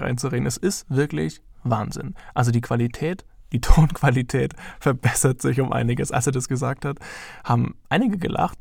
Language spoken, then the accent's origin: German; Heidenheim, Baden-Württemberg, Germany; moved away as an adult; now in Ansbach, Germany; ich komme ursprünglich aus Heidenheim und bin jetzt nach Ansbach gezogen